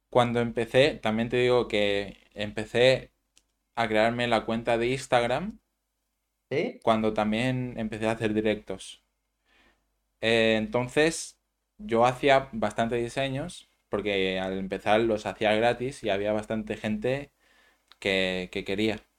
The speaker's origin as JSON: {"language": "Spanish", "town": "Manacor", "region": "Balearic Islands", "country": "Spain", "said": "Yo soy de Manacor."}